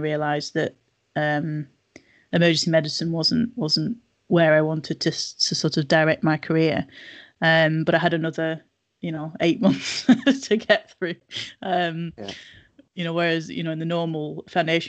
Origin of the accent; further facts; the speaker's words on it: Nelson, North West England, United Kingdom; moved away as an adult; also born or lived in Manchester / Leicester; I grew up in Nelson, so not very far away at all.